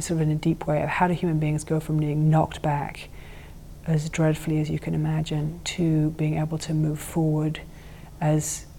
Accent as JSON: {"language": "English", "region": "England", "country": "United Kingdom", "tie": "born or raised there", "said": "I grew up with this nuclear terror growing up in England"}